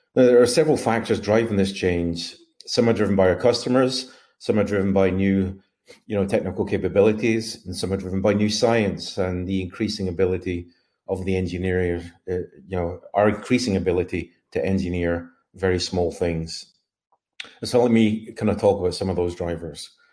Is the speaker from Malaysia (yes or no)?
no; Glasgow, Scotland, United Kingdom; I hail from Mount Glasgow, Scotland